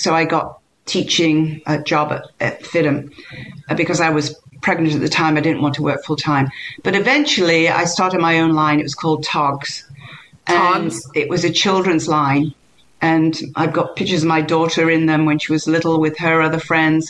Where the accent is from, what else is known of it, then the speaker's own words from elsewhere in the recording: England, United Kingdom; moved away; I'm English